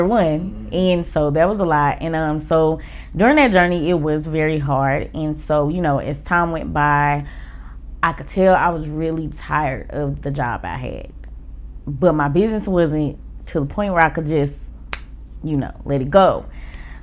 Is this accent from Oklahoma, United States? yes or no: yes; Oklahoma, United States; moved away as an adult; now in Atlanta, United States; My hometown is Oklahoma.